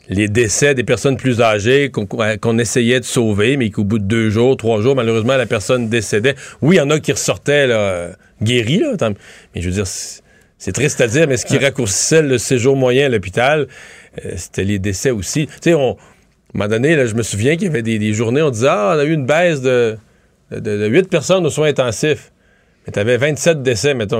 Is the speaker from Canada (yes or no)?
yes; Quebec, Canada; chez nous, au Québec